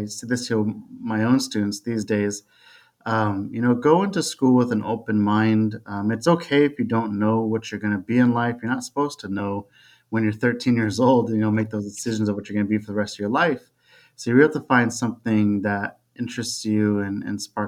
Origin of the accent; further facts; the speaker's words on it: Fremont, California, United States; born and raised in Fremont, California